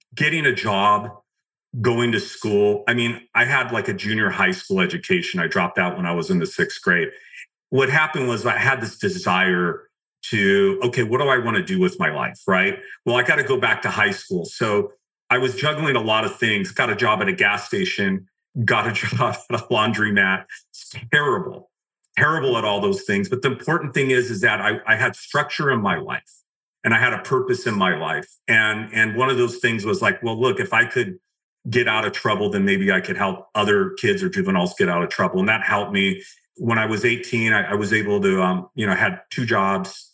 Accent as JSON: {"language": "English", "area": "just outside of Los Angeles", "region": "California", "country": "United States", "tie": "born or raised there", "said": "I grew up just right outside of Los Angeles."}